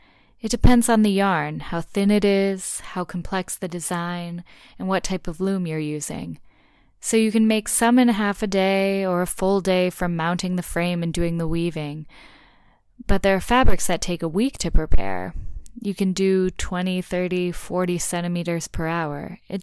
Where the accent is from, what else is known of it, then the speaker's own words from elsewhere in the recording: Milan, Lombardy, Italy; English is a second language; also born or lived in Tuscany; I was born and raised in Milan, but I enrolled to study pedagogy or teaching in Florence because I didn't want to live in Milan. I had already chosen to live here in Tuscany.